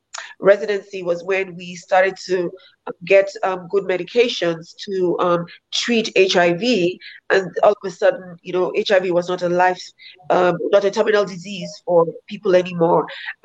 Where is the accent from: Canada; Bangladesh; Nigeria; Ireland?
Nigeria; Lagos; moved away as an adult; also born or lived in Rhode Island, United States; now in Minnesota, United States; I'm from Nigeria. I was born in Lagos.